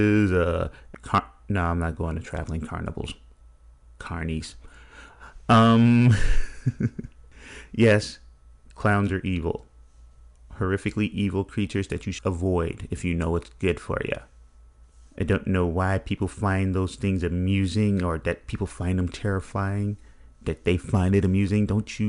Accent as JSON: {"language": "English", "town": "Chicago", "region": "Illinois", "country": "United States", "said": "I'm a Chicagoan"}